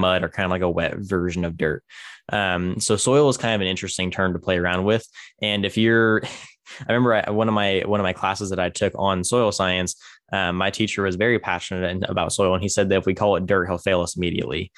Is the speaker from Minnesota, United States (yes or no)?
no; Tulare, California, United States; my hometown is, is called Tulare.